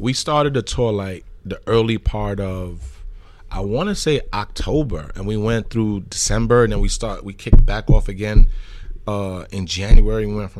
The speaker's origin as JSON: {"language": "English", "town": "Bronx", "region": "New York", "country": "United States", "said": "Well, keep in mind, I'm from the Bronx."}